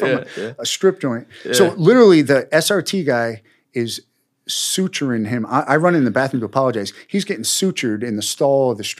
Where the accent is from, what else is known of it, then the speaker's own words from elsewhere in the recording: New York, United States; you know, I was from New York, and I would take these guns, and you could buy a gun in Georgia for $100. You could sell it on the streets of Brooklyn for $1,500